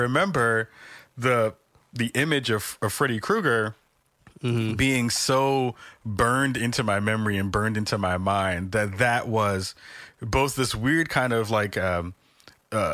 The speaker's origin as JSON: {"language": "English", "town": "New York City", "region": "New York", "country": "United States", "tie": "born or raised there", "said": "I'm from the Bronx. We were broke, so we couldn't go to Great Adventures, which was out in Jersey."}